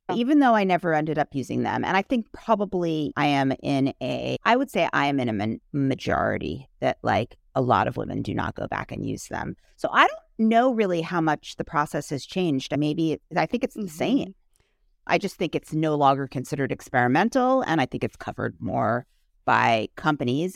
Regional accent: New York City, New York, United States; I grew up in New York City.

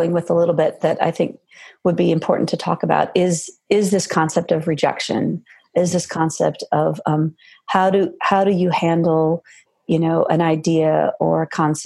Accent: Silicon Valley, California, United States; moved away as an adult; now in Georgia, United States; I grew up in Silicon Valley in California on the West Coast and moved to the Southeast almost 20 years ago

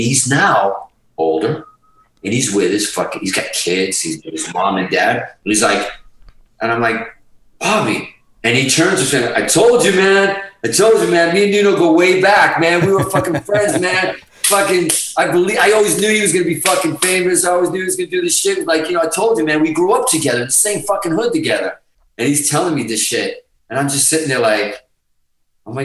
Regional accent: Hudson, Massachusetts, United States; also born or lived in Azores; being Portuguese at one time was not fucking cool, especially in Hudson, Mass.

